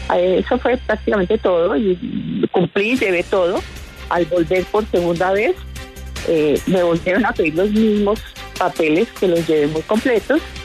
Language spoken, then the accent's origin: Spanish; Colombia; me siento muy colombiana